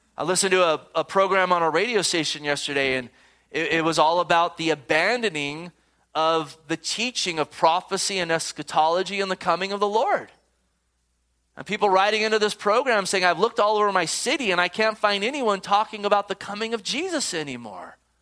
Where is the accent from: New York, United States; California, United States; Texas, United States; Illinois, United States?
California, United States; Gilroy; I grew up in Gilroy